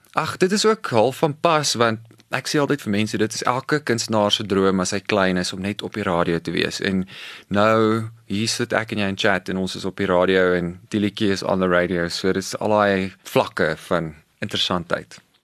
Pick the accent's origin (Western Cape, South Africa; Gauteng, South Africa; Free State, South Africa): Western Cape, South Africa; Cape Town; moved away